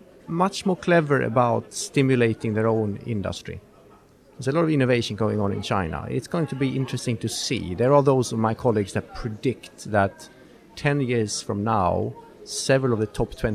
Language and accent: English; Sweden; I'm from Sweden, by the way.